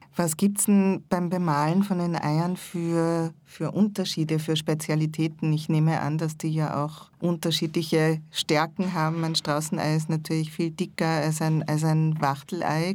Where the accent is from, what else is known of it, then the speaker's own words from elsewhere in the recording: Salzburg, Austria; ich bin in Salzburg aufgewachsen